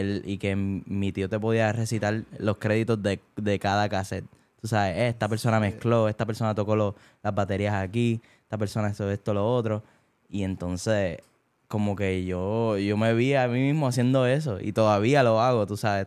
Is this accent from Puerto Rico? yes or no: yes; Bayamón, Puerto Rico; moved away as an adult; also born or lived in Caguas / Naranjito / Barranquitas; now in United States; me crié y nací en Bayamón